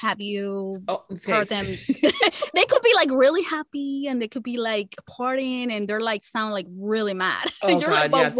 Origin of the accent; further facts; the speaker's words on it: Dominican Republic; first language Spanish; English is a second language; where I come from, because I'm from Dominican Republic. I'm from the Caribbean.